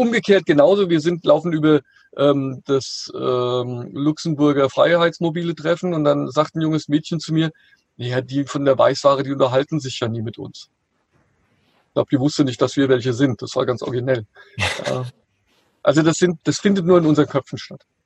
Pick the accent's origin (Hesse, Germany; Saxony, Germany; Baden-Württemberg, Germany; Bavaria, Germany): Hesse, Germany; near Frankfurt; ich komme ja hier aus der Nähe von Frankfurt